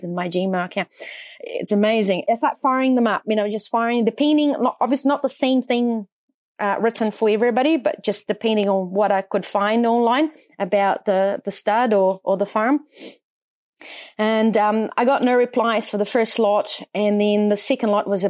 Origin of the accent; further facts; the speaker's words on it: near São Paulo, Brazil; English is a second language; moved away as an adult; also born or lived in North Island, New Zealand; now in New Zealand; I'm from Brazil originally, born and bred close to São Paulo, the largest city in Brazil